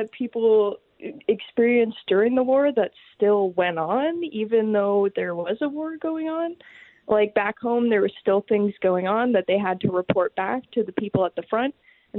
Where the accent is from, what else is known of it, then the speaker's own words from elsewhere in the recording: Sarnia, Ontario, Canada; my hometown of Sarnia